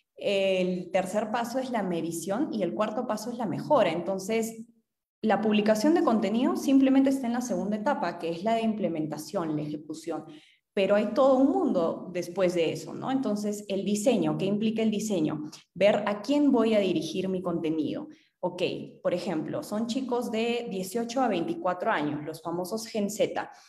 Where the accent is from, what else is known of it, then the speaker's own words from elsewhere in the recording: Arequipa, Peru; also born or lived in Manchester; yo soy de Arequipa